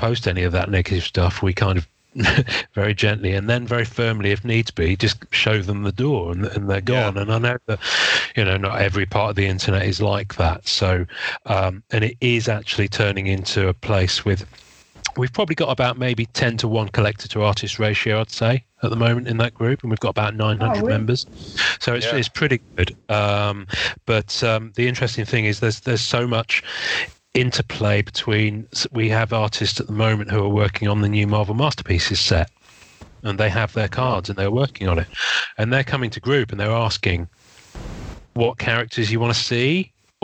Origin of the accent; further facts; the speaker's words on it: England, United Kingdom; I'm English